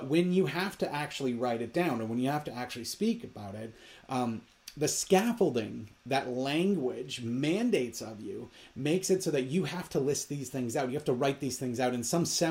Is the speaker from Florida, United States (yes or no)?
no; Minnesota, United States; I grew up in Minnesota, so I am very well aware of how cold it is